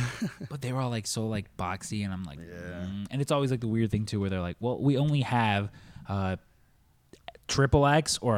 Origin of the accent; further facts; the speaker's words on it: Mexico; I'm Mexican